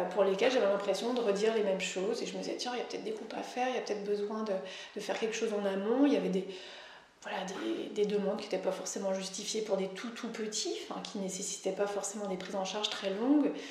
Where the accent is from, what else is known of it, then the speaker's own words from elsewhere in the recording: Auvergne-Rhône-Alpes, France; pour ma part, comme je viens de l'Isère, moi je ne connaissais pas l'apport par les collègues